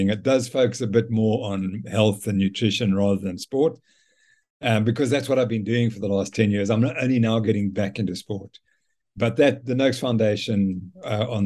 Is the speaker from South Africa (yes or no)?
yes; South Africa; so this appealed to me immediately being a South African.